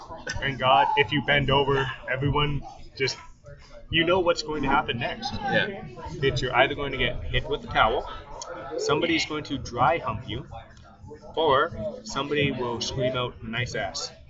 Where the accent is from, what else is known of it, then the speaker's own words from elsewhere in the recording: Guelph, Ontario, Canada; I'm originally from Guelph